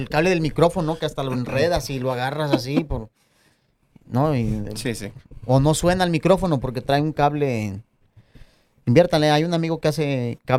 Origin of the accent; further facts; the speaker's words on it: Mexico; todos somos mexicanos.